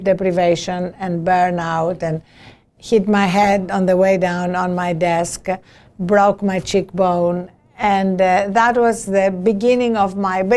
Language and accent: English; Greece; now in United States; As you can hear from my accent, I was not born in this country. I was born in Greece